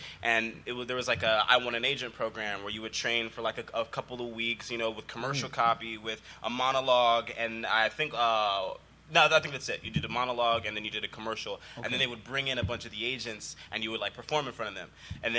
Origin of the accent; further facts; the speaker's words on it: California, United States; Yeah, I'm from out here.